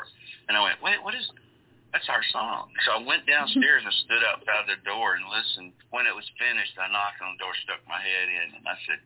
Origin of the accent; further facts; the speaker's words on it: Gulf Coast, Mississippi, United States; I grew up on the Gulf Coast down Mississippi